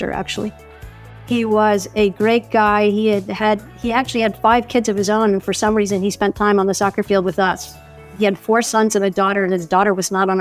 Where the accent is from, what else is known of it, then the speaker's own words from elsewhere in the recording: McLean, Virginia, United States; I grew up in McLean, Virginia